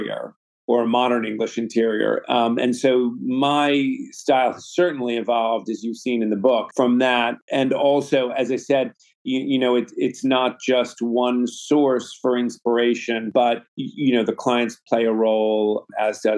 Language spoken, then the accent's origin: English; New York City, New York, United States; also born or lived in London / Los Angeles; I grew up in Manhattan, so I'm a native New Yorker